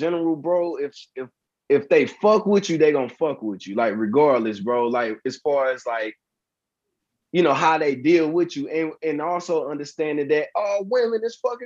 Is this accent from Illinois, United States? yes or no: yes; East St. Louis, Illinois, United States; I'm from East St. Louis